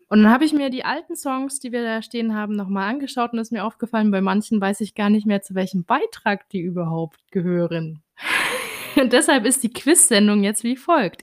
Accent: Germany; uns als äh, Deutsche

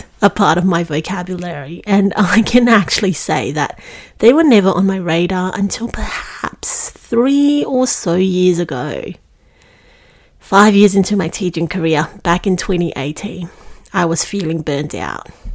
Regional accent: Singapore; moved away as an adult; now in Melbourne, Australia; I was born and bred in Singapore, and I made the move to Melbourne to commence my uni

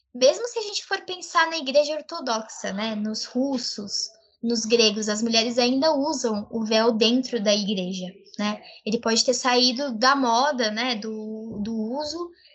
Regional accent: Brazil; Eu e a minha colega Karime, nós somos brasileiras, filhas de árabes muçulmanos, né? Libaneses muçulmanos

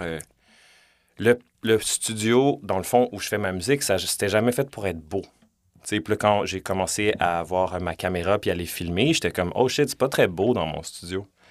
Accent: Montreal, Quebec, Canada; j'ai grandi dans Villeray comme, tu sais, j'ai 35

